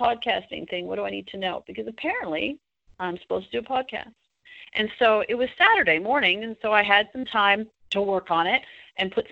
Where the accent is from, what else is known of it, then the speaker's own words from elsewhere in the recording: Toronto, Ontario, Canada; moved away as an adult; now in United States; I moved to the U.S. from Canada. I'm originally from Toronto